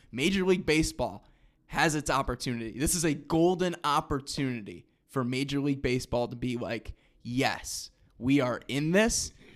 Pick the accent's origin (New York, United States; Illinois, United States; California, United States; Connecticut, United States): Illinois, United States; Rockford; Rockford, Illinois, my hometown, you already know, eight one five represent.